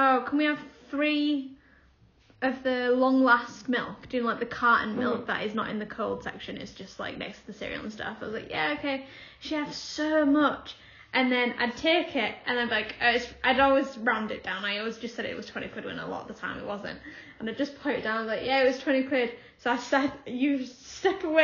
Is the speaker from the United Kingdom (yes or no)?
yes; Hull, Yorkshire and the Humber, United Kingdom; also born or lived in Willoughby / Sheffield; even though I'm from Hull, I live in Willoughby, which is a little sort of a little village